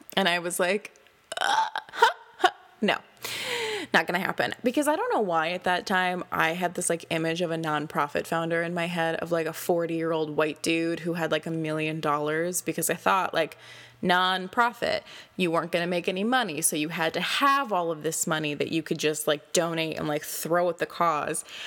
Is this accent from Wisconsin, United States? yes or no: yes; Door County, Wisconsin, United States; my hometown title, which was Miss Door County twenty twelve